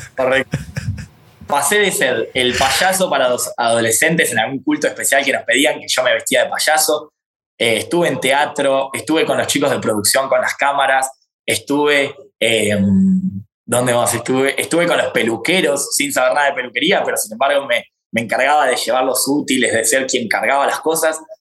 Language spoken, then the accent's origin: Spanish; Argentina; Yo soy argentino